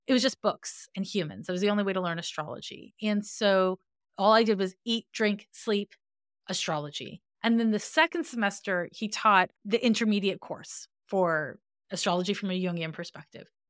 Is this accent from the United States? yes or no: no; Montreal, Quebec, Canada; I'm from Montreal, Quebec, and in Montreal, we have a different school system than anywhere else